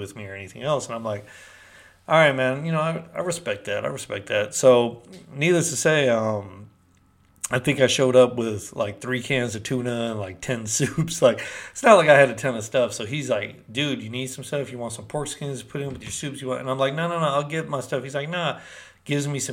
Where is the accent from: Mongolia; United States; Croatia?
United States; Berkeley, California; also born or lived in Peru; from Berkeley, California